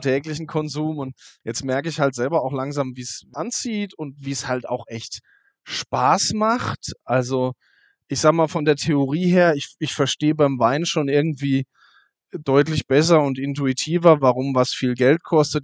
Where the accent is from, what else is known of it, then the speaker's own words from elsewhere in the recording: Kaiserstuhl, Baden-Württemberg, Germany; vom Weingut Pix am Kaiserstuhl, also aus meiner Heimat